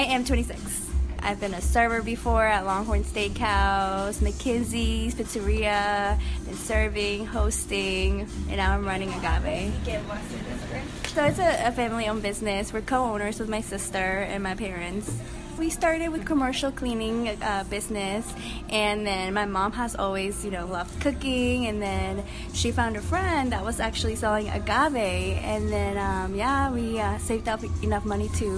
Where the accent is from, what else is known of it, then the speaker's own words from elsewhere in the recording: Toluca, State of Mexico, Mexico; moved away; We're from Toluca